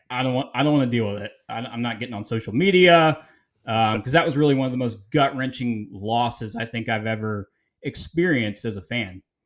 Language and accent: English; Atlanta, Georgia, United States; I'm from Atlanta, Georgia